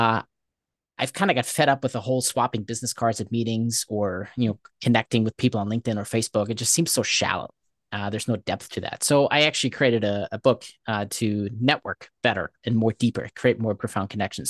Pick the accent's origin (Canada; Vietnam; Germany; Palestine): Germany; moved away; I grew up in Germany.